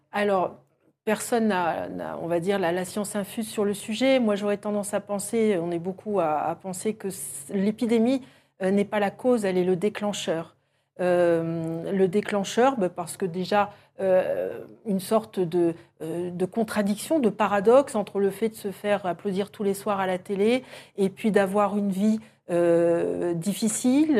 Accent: France

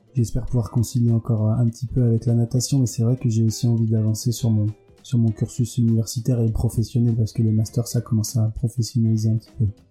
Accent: Villefranche-sur-Saône, Auvergne-Rhône-Alpes, France; moved away as an adult; now in Marseille, France; j'ai grandi à Villefranche-sur-Saône, en grande partie à Villefranche-sur-Saône

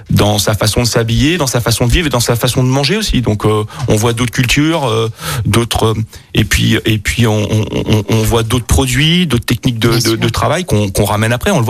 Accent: Bourgogne-Franche-Comté, France; born there; Donc moi, effectivement, je suis né en Bourgogne

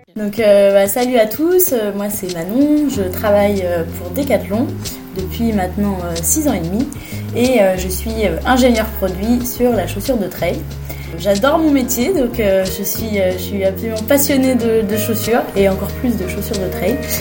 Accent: Fontainebleau, Île-de-France, France; also born or lived in Italy; Je viens du, de Fontainebleau, dans le sud de Paris

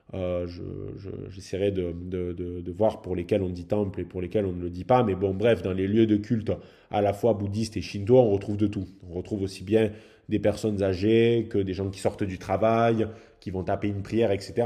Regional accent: France; en tant que Français

